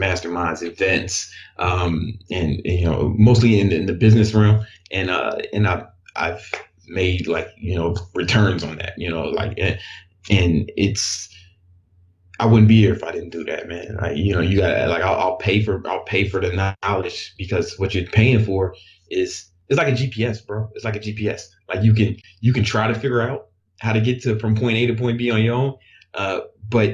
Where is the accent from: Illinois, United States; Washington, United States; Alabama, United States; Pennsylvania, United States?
Illinois, United States; Chicago; moved away; I grew up in Chicago